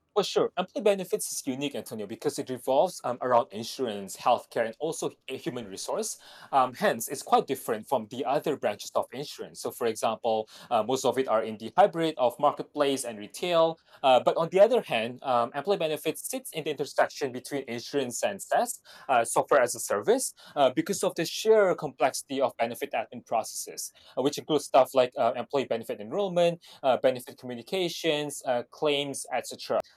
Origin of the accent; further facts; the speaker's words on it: Jakarta, Indonesia; moved away as an adult; also born or lived in Australia / Hong Kong / Singapore / Beijing; for those of us who grew up in Jakarta